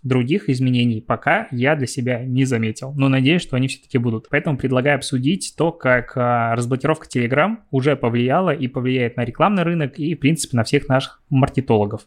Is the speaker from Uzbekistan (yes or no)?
no; Belarus; Я все равно белорус